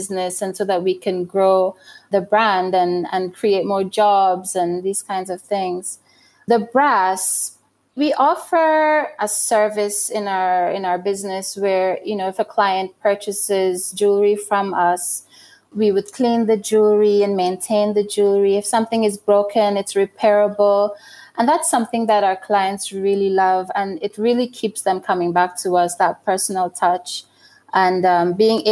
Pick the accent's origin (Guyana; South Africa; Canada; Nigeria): Guyana; also born or lived in London, United Kingdom; now in Burundi; I was born in Guyana and that's where I grew up